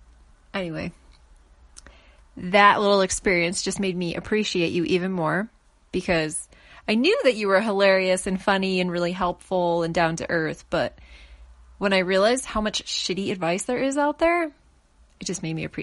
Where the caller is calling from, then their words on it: Colorado, United States; I'm calling from Colorado, which is right in the middle of the United States.